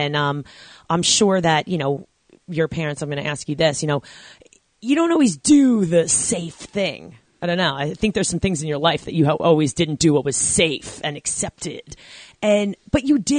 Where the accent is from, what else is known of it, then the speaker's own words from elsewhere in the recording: Babylon, New York, United States; you and I are Long Island bred. I grew up about 25 minutes away from you